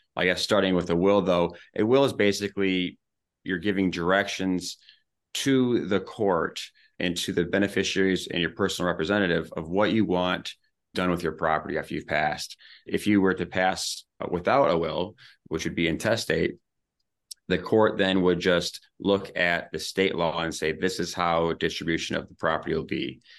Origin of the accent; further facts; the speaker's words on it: Ludington, Michigan, United States; moved away as an adult; also born or lived in Grand Rapids / Lansing / Nashville; back here in my hometown